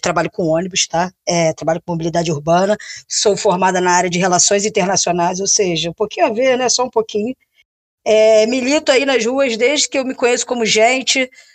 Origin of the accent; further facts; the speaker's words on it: Niterói, Rio de Janeiro, Brazil; accent: Niteroiense; eu sou de Niterói. Até o meu sotaque já fala que eu sou de niteroense